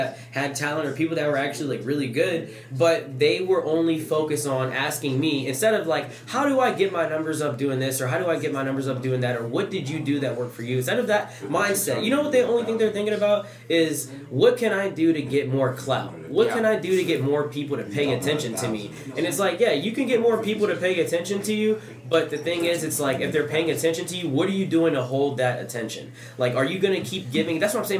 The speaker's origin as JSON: {"language": "English", "region": "Louisiana", "country": "United States", "tie": "born or raised there", "said": "I grew up in Louisiana also"}